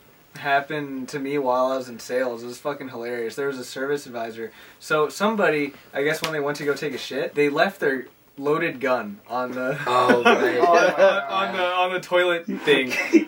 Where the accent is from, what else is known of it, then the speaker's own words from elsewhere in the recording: Dominican Republic; I'm from the Dominican.